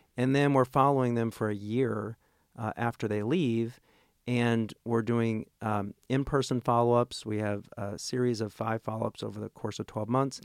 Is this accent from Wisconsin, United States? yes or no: no; Tulsa, Oklahoma, United States; moved away as an adult; also born or lived in Rhode Island; now in Little Rock, United States; I'm originally from Oklahoma, Tol-, grew up in Tulsa, Oklahoma